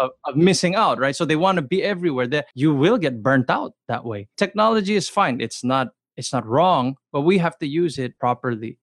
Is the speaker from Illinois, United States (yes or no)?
no; Los Angeles, California, United States; I grew up in the LA area